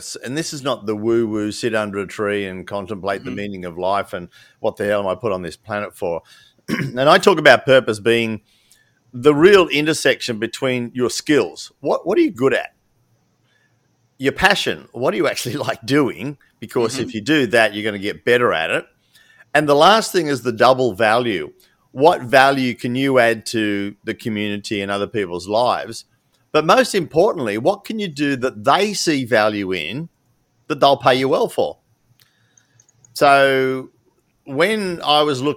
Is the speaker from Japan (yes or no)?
no; Australia; I'm a 7th generation. I think we came out in one of the last wooden sailboats in 1800 and something. So fair dink, I'm Aussie, mate